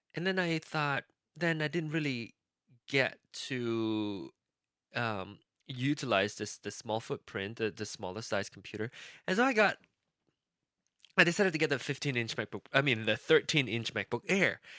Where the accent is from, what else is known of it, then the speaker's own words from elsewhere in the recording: Malaysia; now in United States; I still have my Malaysian passport. Technically, that won't work anymore because I'm an American now